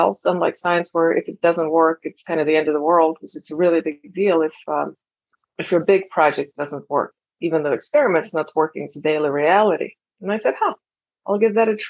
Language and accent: English; Estonia; moved away as an adult; I'm originally from Estonia and came here as an exchange student